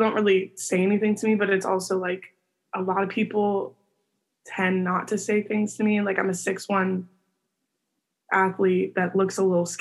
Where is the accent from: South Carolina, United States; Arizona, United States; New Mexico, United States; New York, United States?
Arizona, United States; my hometown